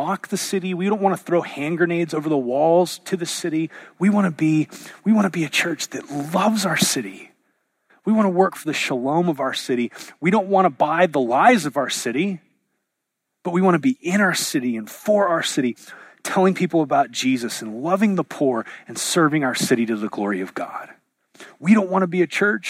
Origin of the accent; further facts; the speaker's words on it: United States; the air we breathe as an American